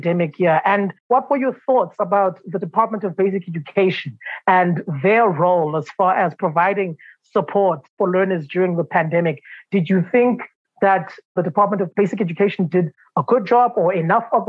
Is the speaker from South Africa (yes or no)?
yes; South Africa; our country's government